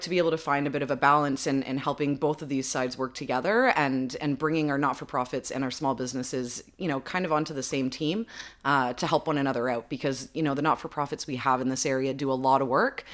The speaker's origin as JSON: {"language": "English", "town": "Little Britain", "region": "Ontario", "country": "Canada", "tie": "born or raised there", "also_born_or_lived": "Lindsay", "said": "growing up in Little Britain, going to high school here in Lindsay"}